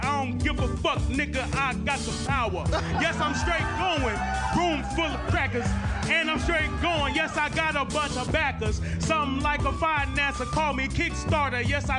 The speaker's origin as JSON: {"language": "English", "town": "Chicago", "region": "Illinois", "country": "United States", "said": "I'm from the Chi-Town, and I stay trill."}